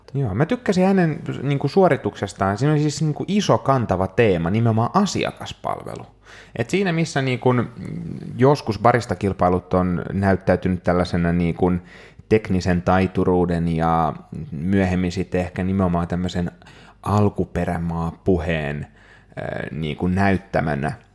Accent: Helsinki, Uusimaa, Finland; täällä koti-Suomessa, Helsingissä, kotikaupungissani

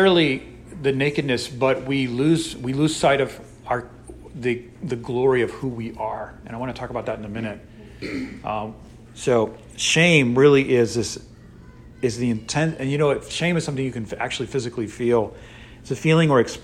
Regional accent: Northeast, United States; now in Texas, United States; I'm from the Northeast

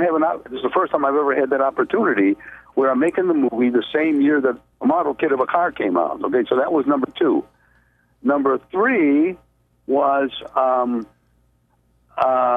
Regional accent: Chicago, Illinois, United States; I grew up in Chicago

